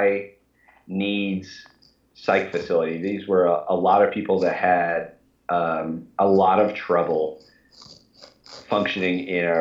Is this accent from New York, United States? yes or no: no; Kentucky, United States; also born or lived in Orlando, Florida; I was born in Kentucky. I grew up here and went to undergrad and grad school at a couple different schools here in Kentucky